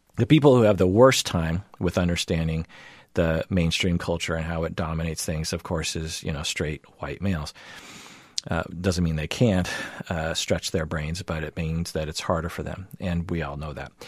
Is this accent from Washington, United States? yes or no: yes; Seattle, Washington, United States; I grew up in the Seattle area and in the United States